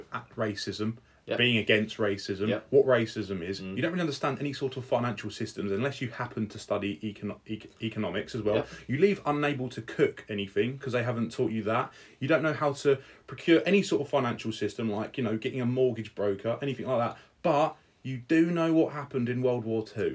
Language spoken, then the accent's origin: English; England, United Kingdom; I love being English